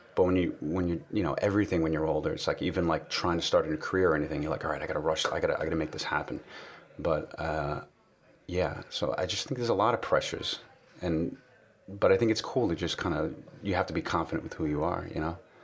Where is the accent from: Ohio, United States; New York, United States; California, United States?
New York, United States; New York City; I grew up in New York City